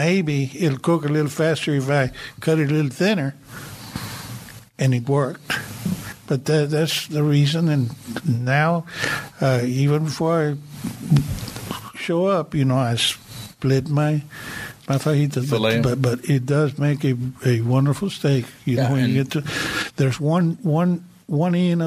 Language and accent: English; Rio Grande Valley, Texas, United States; moved away; I was born in Rio Grande Valley. I left in late 58.